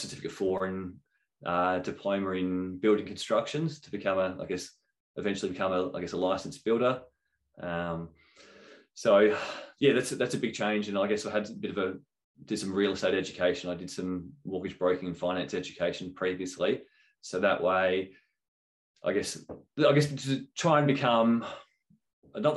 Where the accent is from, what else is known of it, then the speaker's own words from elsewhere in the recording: Adelaide, South Australia, Australia; moved away; I was originally from Adelaide